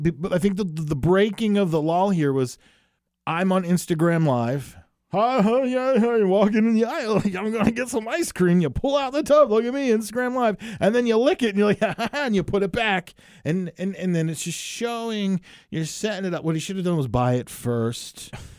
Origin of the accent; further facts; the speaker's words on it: New Jersey, United States; I'm from New Jersey.